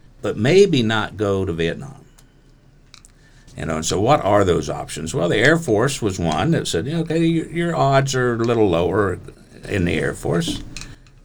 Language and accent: English; Beavercreek, Ohio, United States; I was raised in Beaver Creek